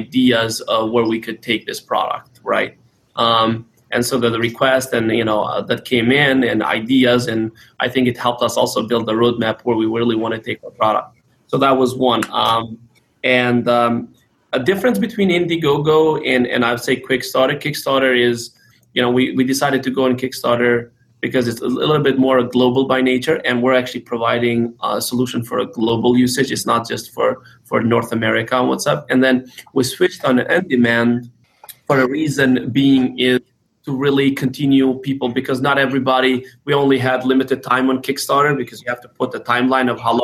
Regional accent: Kosovo; now in United States; I'm originally from Southeastern Europe, from Kosovo, came here in the United States as a refugee during the war in Kosovo

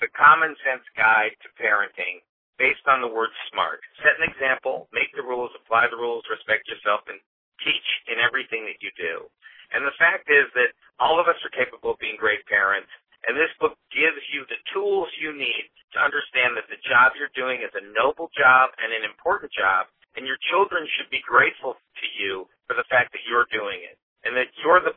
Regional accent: Los Angeles, California, United States; I'm from Los Angeles, California

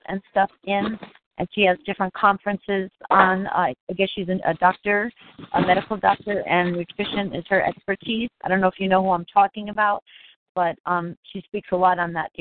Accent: Connecticut, United States; moved away; I'm also living in Connecticut now, my home state

